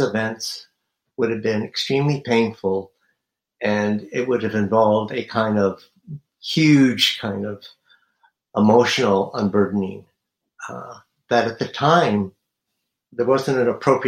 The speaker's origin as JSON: {"language": "English", "town": "Stockton", "region": "California", "country": "United States", "tie": "born or raised there", "moved": "yes", "said": "I grew up in Stockton, California, in the 50s and 60s"}